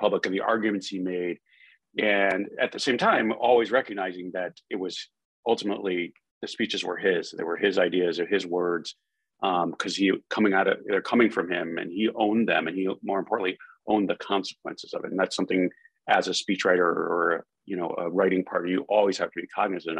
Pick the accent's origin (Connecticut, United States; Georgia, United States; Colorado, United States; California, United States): Connecticut, United States; Hartford; moved away as an adult; also born or lived in Washington; my hometown newspaper, the Hartford Courant